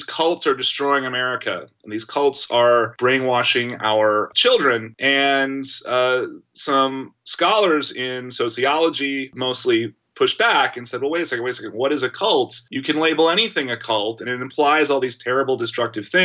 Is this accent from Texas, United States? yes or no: yes; Austin, Texas, United States; I'm from Austin and I remember experiencing the events in Waco, Texas as a kid